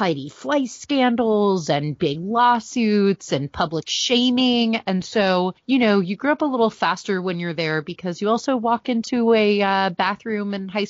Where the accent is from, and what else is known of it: Beverly Hills, California, United States; born or raised there